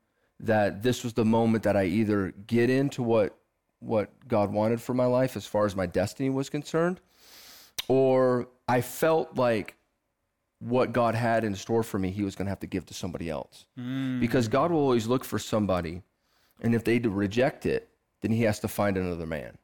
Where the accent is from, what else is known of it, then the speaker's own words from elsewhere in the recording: Lansing, Michigan, United States; born there; Well, I was born in Lansing, Michigan, to some amazing parents that love the Lord with all of their heart.